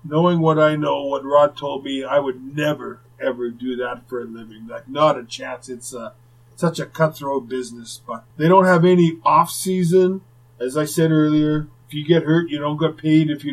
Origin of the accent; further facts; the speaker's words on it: Winnipeg, Manitoba, Canada; what it was like growing up in Winnipeg